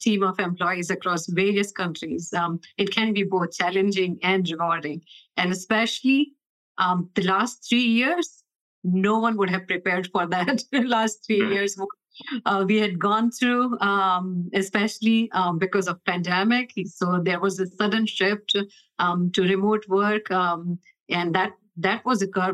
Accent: Boston, Massachusetts, United States; now in Los Angeles, United States; I'm originally from Boston, and currently I live in LA near Kite headquarters

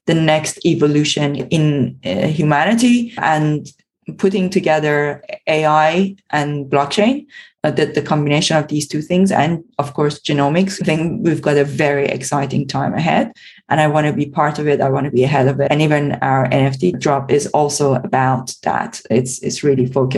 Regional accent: Iran; moved away; I was born and brought up in Iran

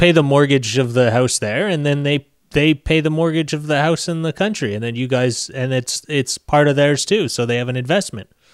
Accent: Canada; I'm Canadian

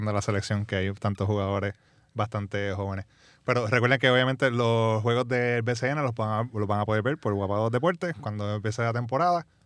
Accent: Ponce, Puerto Rico; A, obviamente, soy de Ponce. Pues somos

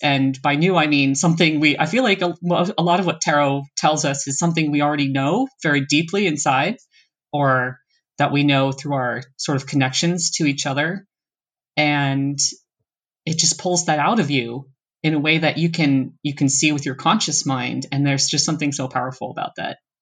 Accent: East Coast of the US, United States; moved away; also born or lived in Seattle; We're both originally from the East Coast of the U S and then I've also lived in Seattle

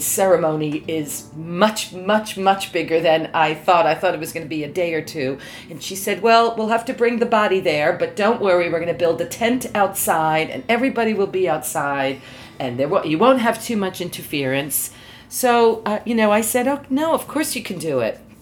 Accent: New York, United States; moved away as an adult; also born or lived in Sri Lanka; now in Qatar; I'm originally from New York. At the moment, I live in Qatar as a professor in a community college.

